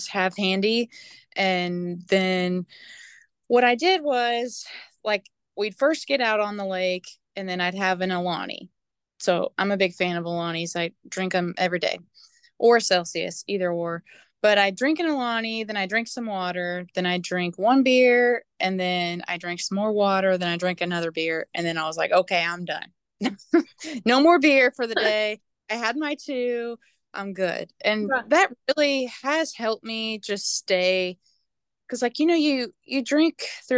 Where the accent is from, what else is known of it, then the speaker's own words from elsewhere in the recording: St. Wendel, Indiana, United States; I'm from Southern Indiana in St. Wendell area